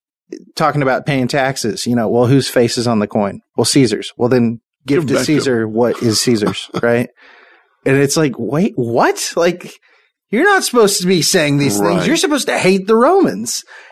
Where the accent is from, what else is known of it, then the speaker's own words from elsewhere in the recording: United States; how would we have responded as American people?